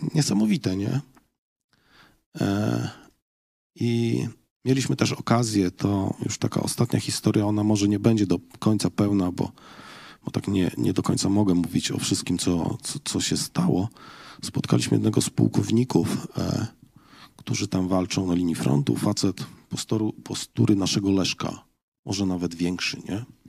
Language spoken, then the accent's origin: Polish; Poland; jestem z Polski